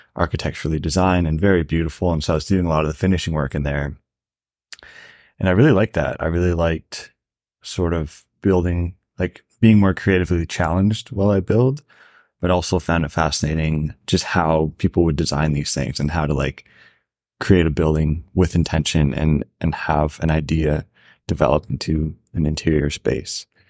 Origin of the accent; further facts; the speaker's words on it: rural Ontario, Canada; moved away as an adult; also born or lived in Banff, Alberta; It's, like, pretty rural Ontario